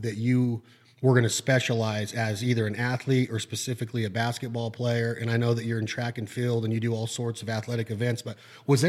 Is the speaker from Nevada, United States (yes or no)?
yes; Washoe County, Nevada, United States; I was born in the 1970s in Washoe County. I grew up, went to public schools all throughout here